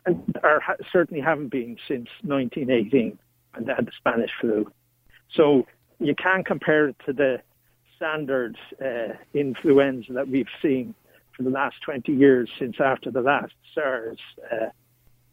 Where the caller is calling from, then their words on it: England, United Kingdom; Well, I'm phoning from England